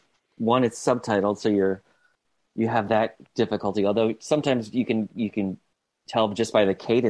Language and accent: English; United States; as an American